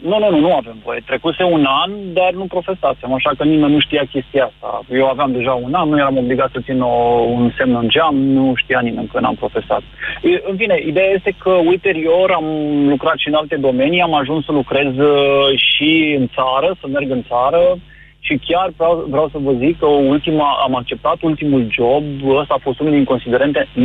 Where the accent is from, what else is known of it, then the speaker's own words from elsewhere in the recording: Timișoara, Timiș County, Romania; În momentul de față, la Timișoara, eu sunt din Timișoara